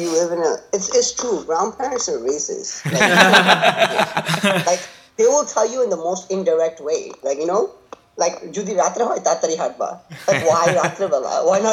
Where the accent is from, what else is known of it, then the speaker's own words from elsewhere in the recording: United States; also born or lived in Bangladesh; I was born here